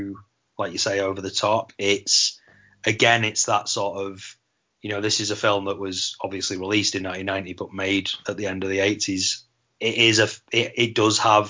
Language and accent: English; Manchester, North West England, United Kingdom; growing up in Manchester as a teenager in 1990, I would have been 13 years old.